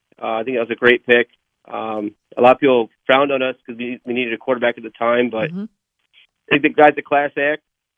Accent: New Jersey, United States; I'm from New Jersey, but I'm out here on a forest fire in Alaska.

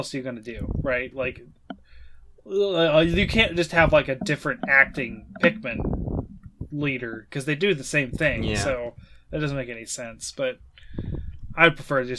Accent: Chillicothe, Ohio, United States; also born or lived in Waverly, Ohio; here in my hometown, Chillicothe, well, I say I live in Waverly, but Chillicothe is where you go if you want to find anything

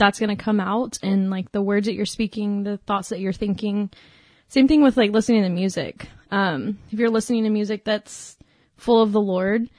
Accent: Dallas, Texas, United States; moved away as an adult; now in Stephenville, United States; I'm from Dallas

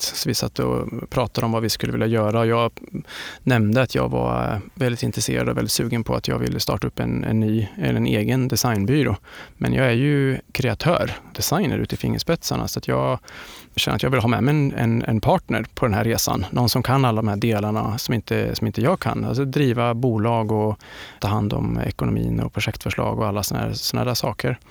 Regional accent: Linköping, Östergötland, Sweden; i skogarna utanför Linköping där jag kommer ifrån

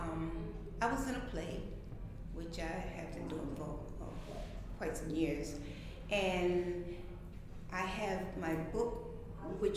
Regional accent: New York City, New York, United States; also born or lived in South Carolina; I came from South Carolina, where I was born, to Brooklyn in 1958

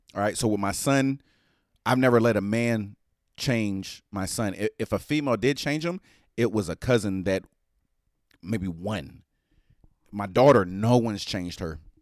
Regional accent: United States; I'm American

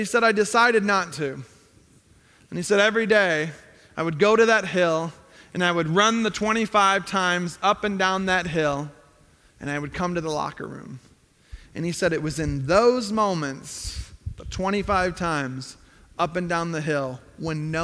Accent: Zion, Illinois, United States; I grew up north of Chicago in Zion, Illinois

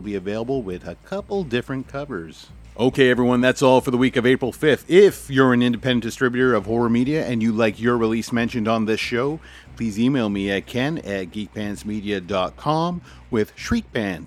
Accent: Canada; as a Canadian

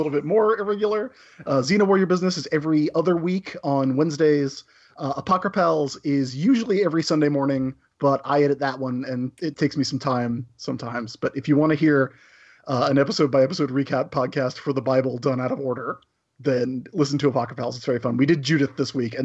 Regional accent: South Carolina, United States; accent: Southern; as a native South Carolinian

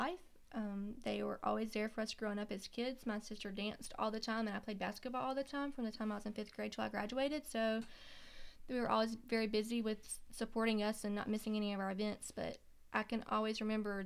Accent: Lake City, South Carolina, United States; I grew up in Lake City, South Carolina, which is a very small town near Florence.

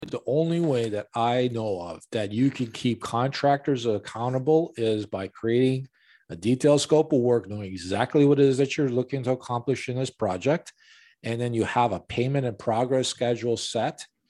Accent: Chicago, Illinois, United States; born and raised in Chicago on the north side

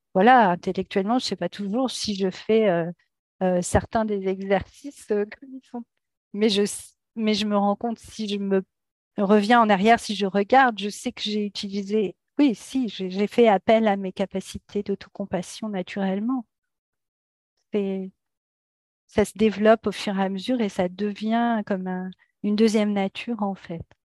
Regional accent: France; moved away as an adult; now in United States; Je suis française, je vis aux États-Unis depuis quelques années avec ma famille

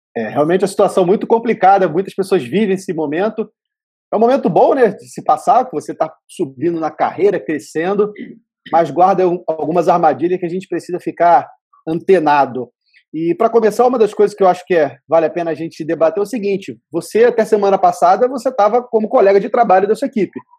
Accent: Vitória, Espírito Santo, Brazil; eu sou de Vitória, no Espírito Santo

